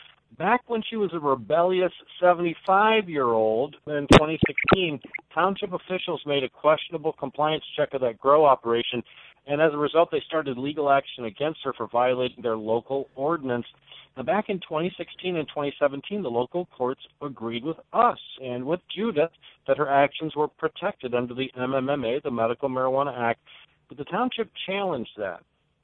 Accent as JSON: {"language": "English", "town": "Flint", "region": "Michigan", "country": "United States", "said": "I'm from Flint, so it's a little bit of a hike."}